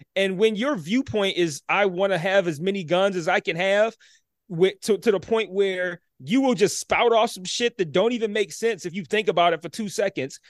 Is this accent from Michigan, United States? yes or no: yes; Detroit, Michigan, United States; born and raised in Detroit